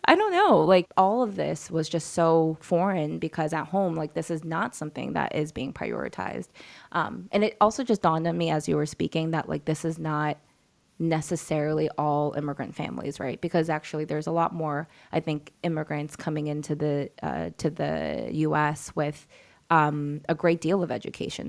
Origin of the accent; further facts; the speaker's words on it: New York, United States; I was born and raised in New York